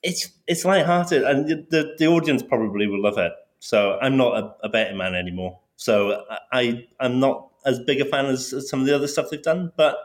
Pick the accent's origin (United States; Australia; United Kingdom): United Kingdom; Wales; especially being Welsh.